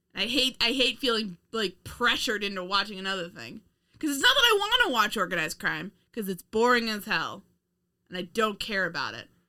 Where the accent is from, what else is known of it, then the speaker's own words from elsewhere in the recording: United States; us being Americans